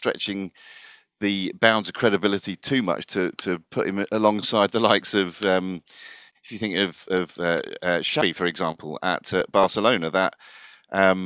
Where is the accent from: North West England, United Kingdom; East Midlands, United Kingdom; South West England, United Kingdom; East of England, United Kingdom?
South West England, United Kingdom; Devon; also born or lived in Ipswich; I was born in Ipswich, accident of birth, so that meant I was Ipswich through and through, whether I liked it or not. But then we moved to Devon when I was about 2 years old